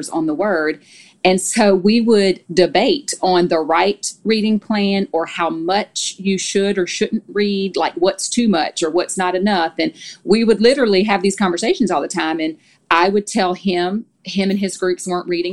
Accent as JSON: {"language": "English", "region": "Louisiana", "country": "United States", "also_born_or_lived": "Tennessee", "moved": "as an adult", "lives_now": "Nashville, United States", "said": "we're both from Louisiana, so we've been in Tennessee for almost 14 years now"}